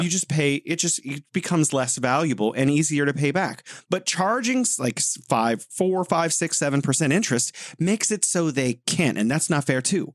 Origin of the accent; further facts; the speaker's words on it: United States; now in China; I'm an American, so I I think I know what goes on in America, and I, I live in China